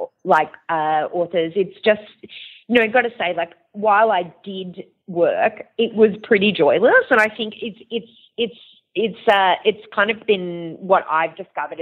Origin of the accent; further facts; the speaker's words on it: Perth, Western Australia, Australia; moved away; also born or lived in Long Island, United States; I'm originally from Perth